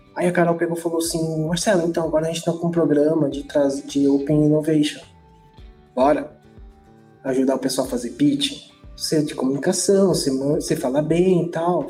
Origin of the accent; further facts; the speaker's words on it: Guarujá, São Paulo, Brazil; moved away as an adult; also born or lived in Santos; now in Mogi das Cruzes, Brazil; eu sou do Guarujá. Eu nasci no Guarujá, dentro do Guarujá e Santos.